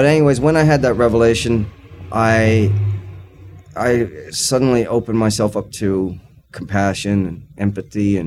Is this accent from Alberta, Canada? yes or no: no; Newfoundland and Labrador, Canada; I'm a Newfoundlander.